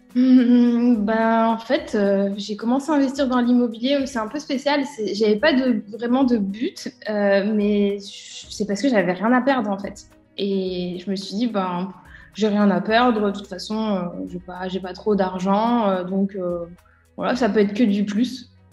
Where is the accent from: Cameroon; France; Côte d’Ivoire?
France; Bourg-en-Bresse, Auvergne-Rhône-Alpes; moved away as an adult; also born or lived in Lyon, France; now in Dubai, United Arab Emirates; à la base, je suis de l'Ain, euh, de Bourg-en-Bresse, et je suis allée sur Lyon pour faire mes études